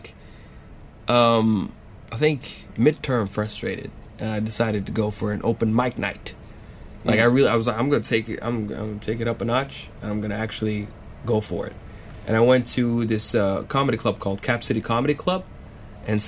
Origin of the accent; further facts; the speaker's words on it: Saudi Arabia; moved away as an adult; also born or lived in Austin, Texas; I'm a student at UT Austin Geophysics Department from Saudi Arabia